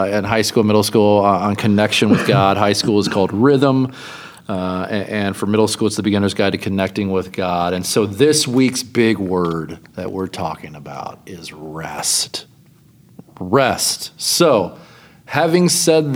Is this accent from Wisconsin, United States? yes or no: no; Louisville, Kentucky, United States; moved away; I grew up in Louisville, Kentucky, at Northeast Christian Church